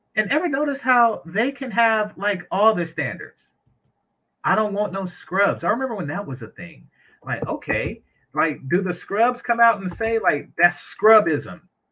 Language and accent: English; San Francisco Bay Area, California, United States; I'm from the Bay